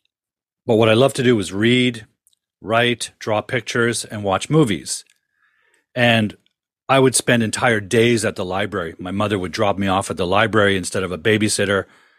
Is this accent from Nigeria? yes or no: no; Ontario, Canada; But, you know, growing up in Ontario in the 70s and 60s, there was no way a young kid could dream about being a filmmaker.